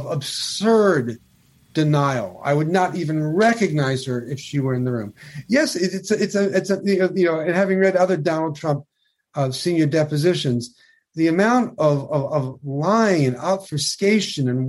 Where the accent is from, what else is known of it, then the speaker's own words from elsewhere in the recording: New York, United States; I'm a New Yorker.